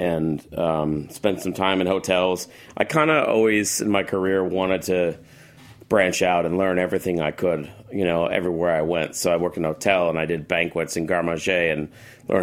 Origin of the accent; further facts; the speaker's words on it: Paramus, New Jersey, United States; also born or lived in Chicago; now in Los Angeles, United States; I'm from Jersey. I grew up in Paramus